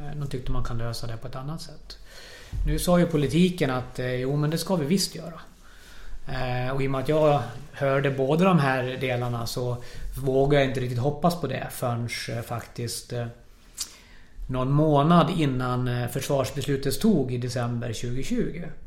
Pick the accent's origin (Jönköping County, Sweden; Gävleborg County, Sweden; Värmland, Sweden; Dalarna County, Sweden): Dalarna County, Sweden; Falun; Jag är född och uppvuxen här i Falun